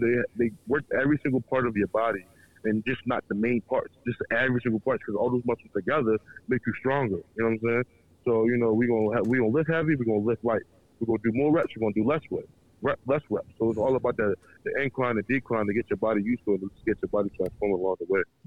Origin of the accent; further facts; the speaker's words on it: Baltimore, Maryland, United States; raised and born in Baltimore, Maryland, but I'm Nigerian descent